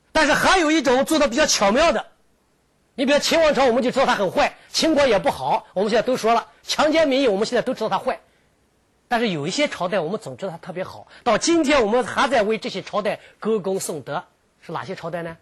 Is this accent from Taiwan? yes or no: no; southern China, China; moved away; 我曾经在北方生活了很长一段时间，我是南方长大的，我喜欢吃米饭